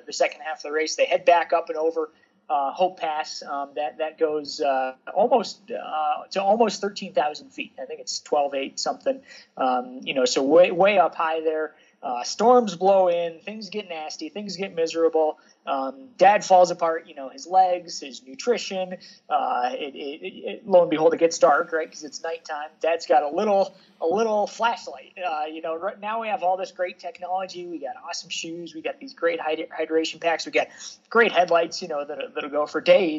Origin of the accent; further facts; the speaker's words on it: Evergreen, Colorado, United States; I grew up here in Evergreen. It's a small town on the Front Range of the Colorado Rockies